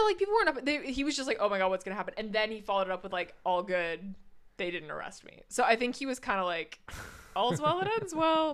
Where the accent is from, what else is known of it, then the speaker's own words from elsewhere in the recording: United States; moved away as an adult; now in Norway; as an American